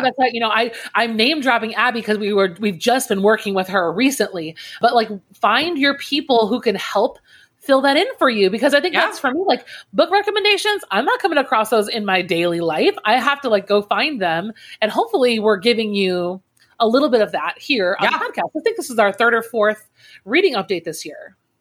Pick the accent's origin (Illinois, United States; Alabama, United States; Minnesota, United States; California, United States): Illinois, United States; Naperville; also born or lived in New Jersey; He's actually from Naperville, which is where I was born and ra- uh, not born. I was raised.